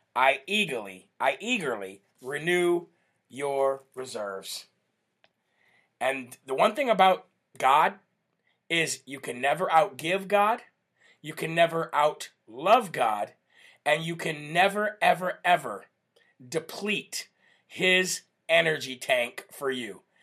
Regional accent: United States; We are Americans

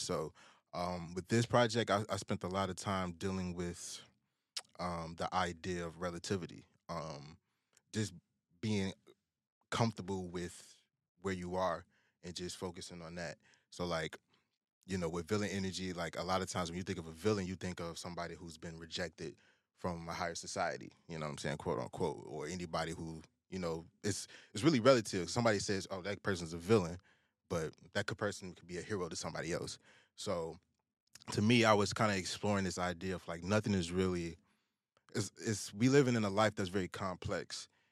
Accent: Chicago, Illinois, United States; growing up in the South Side

